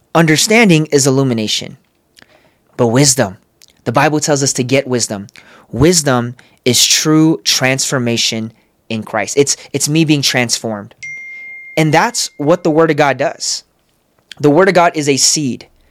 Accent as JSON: {"language": "English", "town": "San Diego", "region": "California", "country": "United States", "also_born_or_lived": "Los Angeles", "moved": "as an adult", "lives_now": "Las Vegas, United States", "said": "I'm from San Diego, moved to L"}